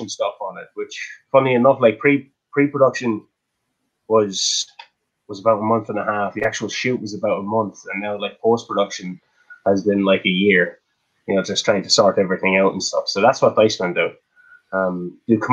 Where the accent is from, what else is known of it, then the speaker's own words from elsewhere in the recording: Kilkenny, County Kilkenny, Ireland; we're from Kilkenny.